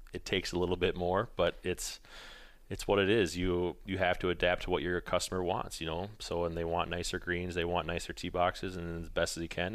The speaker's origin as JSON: {"language": "English", "town": "Colfax", "region": "Wisconsin", "country": "United States", "tie": "born or raised there", "also_born_or_lived": "Eau Claire, Wisconsin / Minneapolis, Minnesota", "said": "I grew up in Colfax, Menominee area, moved away, um, after I went to college"}